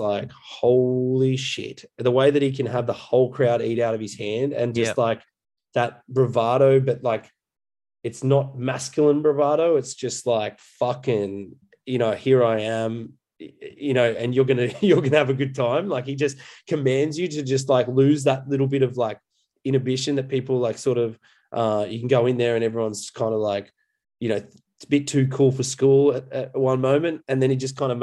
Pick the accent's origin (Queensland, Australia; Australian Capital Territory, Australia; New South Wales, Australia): New South Wales, Australia; Coffs Harbour; moved away; also born or lived in Brisbane; I grew up in Coffs Harbour, which is a coastal town between Brisbane and Sydney.